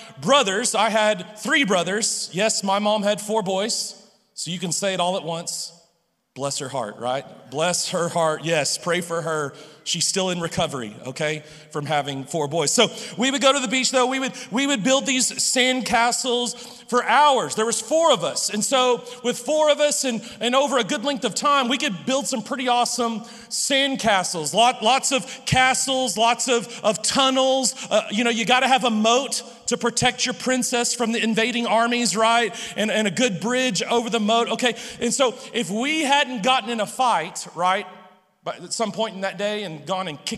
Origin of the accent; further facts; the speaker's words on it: Humble, Texas, United States; I was born outside of Houston in a suburb of Houston called Humble. And so growing up in Humble